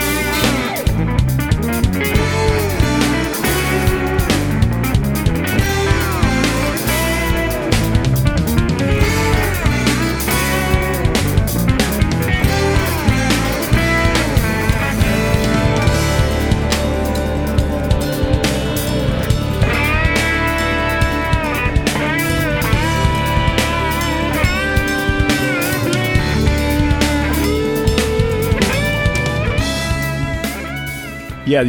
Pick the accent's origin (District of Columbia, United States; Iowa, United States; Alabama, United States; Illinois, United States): Alabama, United States; growing up in Alabama